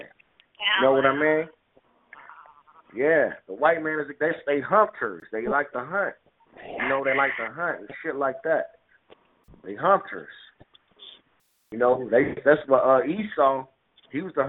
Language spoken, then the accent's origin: English; Chicago, Illinois, United States; I'm from Chicago